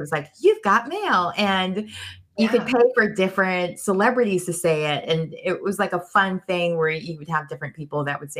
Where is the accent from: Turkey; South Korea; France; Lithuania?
Turkey; also born or lived in Germany; now in United States; I grew up in Europe, huh? Oh. Turkey, and Germany. And when I first moved to America, they put me in ESL because my accent was so strong.